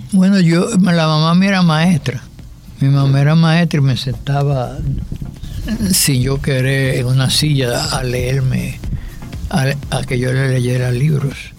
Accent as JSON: {"language": "Spanish", "country": "Dominican Republic", "said": "somos dominicanos"}